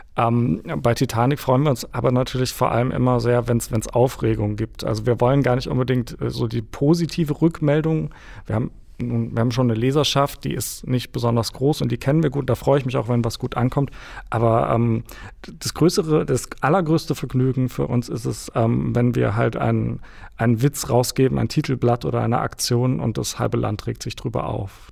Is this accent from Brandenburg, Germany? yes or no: no; near Munich, Bavaria, Germany; bei München groß geworden